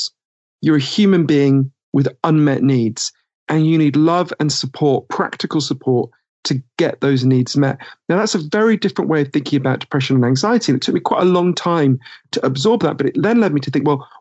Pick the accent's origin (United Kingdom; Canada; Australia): United Kingdom; accent: Downton Abbey voice; moved away as an adult; also born or lived in United States; I'm British and I spent a lot of my time in the US.